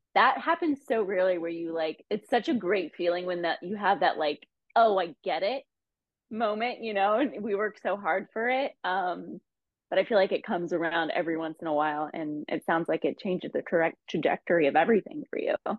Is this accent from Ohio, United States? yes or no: yes; Ohio, United States; moved away as an adult; also born or lived in Los Angeles; I actually moved back to my home state of Ohio for about a year